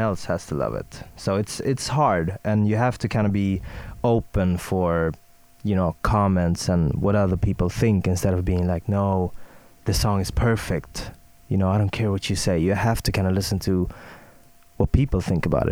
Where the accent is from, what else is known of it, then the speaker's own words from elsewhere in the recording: Stockholm, Stockholm County, Sweden; English is a second language; I'm from Sweden, born and raised in Stockholm.